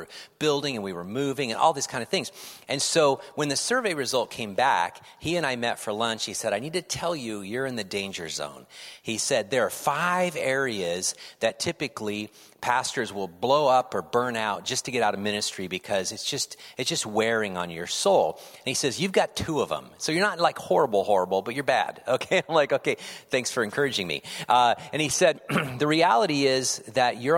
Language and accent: English; California, United States; moved away as an adult; now in Pacific Northwest, United States; I'm from California